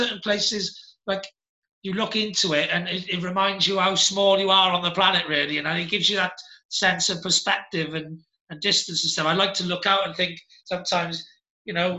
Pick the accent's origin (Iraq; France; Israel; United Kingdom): United Kingdom; Cardiff, Wales; moved away as an adult; also born or lived in Penarth; now in Gwent Valley, United Kingdom; I'm from Cardiff